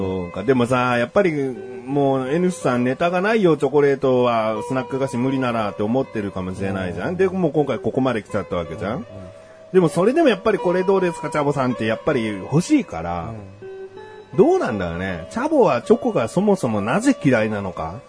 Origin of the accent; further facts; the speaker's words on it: Yokohama, Kanagawa, Japan; 横浜市民としたら